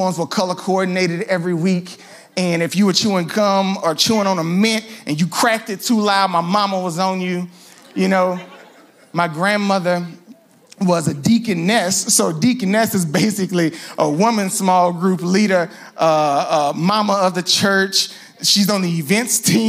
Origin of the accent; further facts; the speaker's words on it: Louisiana, United States; also born or lived in New Orleans; I'm from Louisiana, so we have godparents called Parent